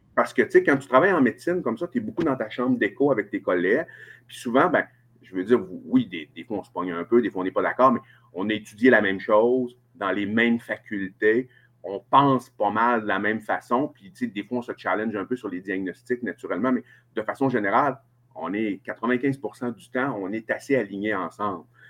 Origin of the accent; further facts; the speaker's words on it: Chicoutimi, Quebec, Canada; accent: Saguenay-Lac-Saint-Jean; je suis né à Chicoutimi, je suis originaire de Chicoutimi